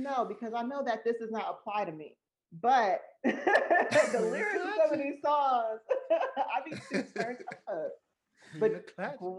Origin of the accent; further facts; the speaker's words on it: Atlanta, Georgia, United States; Well, I'm from Atlanta.